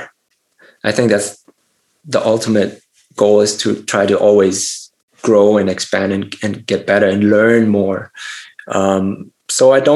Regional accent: Germany; I grew up in Germany

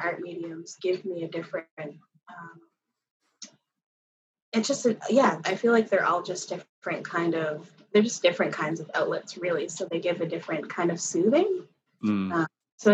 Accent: Yarmouth, Nova Scotia, Canada; now in Halifax, Canada; I was born and I grew up in Yarmouth, Nova Scotia.

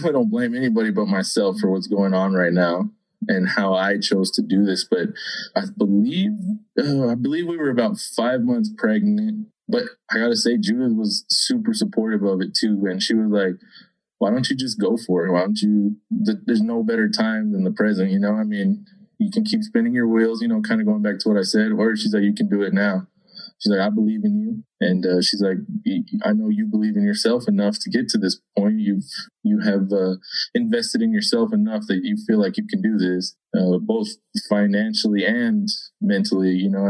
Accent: Texas, United States; I mean, we come from Boomtown, USA, you know, I mean, West Texas, this is how it is, you know.

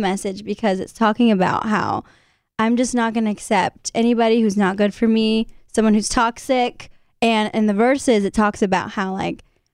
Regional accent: San Antonio, Texas, United States; San Antonio, my hometown

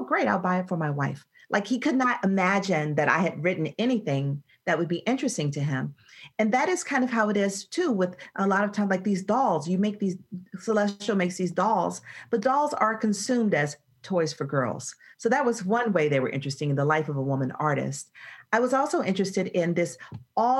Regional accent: Atlanta, Georgia, United States; Atlanta is my hometown and natural habitat

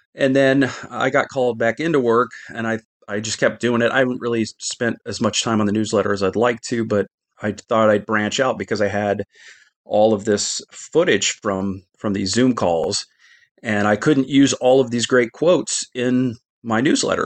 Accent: Midwest, United States; I grew up in the Midwest

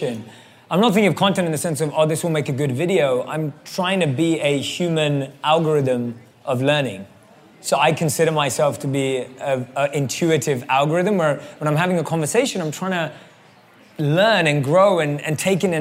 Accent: London, United Kingdom; moved away; I grew up and born and raised in London

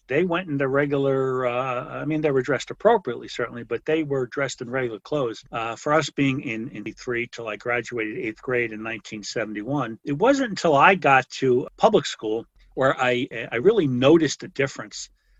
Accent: West Orange, New Jersey, United States; born or raised there

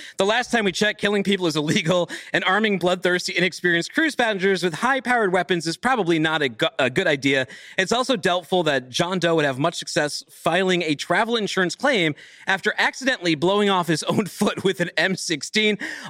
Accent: Boston, Massachusetts, United States; I'm a dude from Boston where, like, guns are illegal.

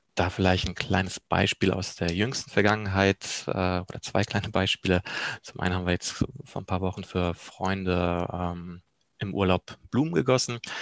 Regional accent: Germany; also born or lived in Poland; gebürtig komme ich auch aus Polen, bin aber im zarten Alter von vier Jahren nach Deutschland gekommen

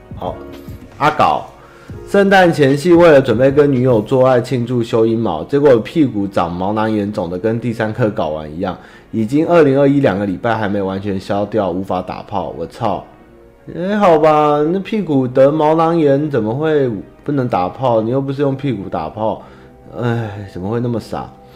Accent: Taiwan; 我爸那边是从江苏转进过来的中国人，然后我是第三代，然后我妈他们是，是新一，台南人跟九份人结婚生下来的，但是应该原本也都是中国人啊，对啊，我们都是中国人干出来的，但是最终就是还是都是台湾人，在哪里出生我就是哪里人

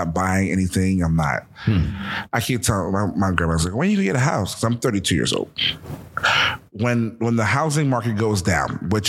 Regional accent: United States; also born or lived in New Jersey / Philadelphia, Pennsylvania; I'm from Jersey and Philadelphia, so I graduated with 775 kids.

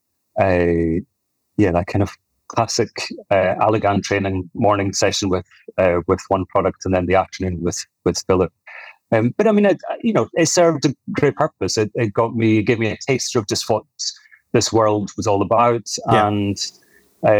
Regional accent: Scottish Highlands, Scotland, United Kingdom; accent: soft Scottish; moved away as an adult; also born or lived in Perth, Scotland; now in Sydney, Australia; No, I'm Scottish. I was born in Perth on the east coast of Scotland. I grew up further north, up in the hills of Scotland, up in the Highlands.

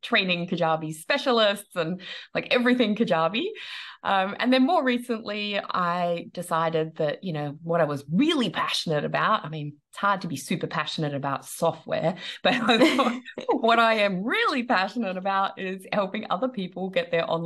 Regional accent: Australia; moved away as an adult; now in Netherlands; I'm an Aussie, if you can't hear the accent

